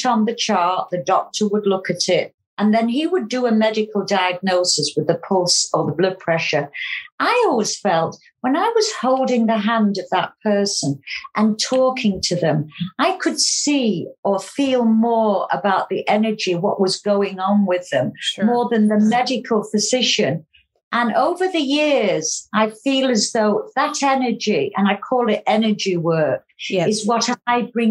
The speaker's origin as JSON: {"language": "English", "area": "County Cork", "region": "Munster", "country": "Ireland", "tie": "born or raised there", "said": "I was born in Ireland many, many years ago. I was brought up with my mum and grandma in a small farm just outside County Cork"}